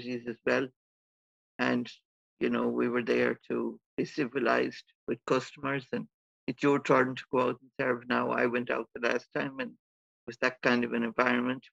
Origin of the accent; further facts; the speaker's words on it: Ockram, County Galway, Connacht, Ireland; I'm actually from Ockram, County Galway, in the west of Ireland. It's a very small village.